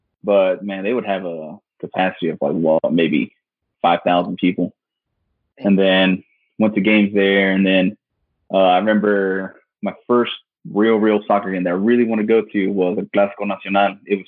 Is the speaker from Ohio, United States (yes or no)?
no; Kansas City, Missouri, United States; Yeah, so, I'm born and raised here in Kansas City, Missouri.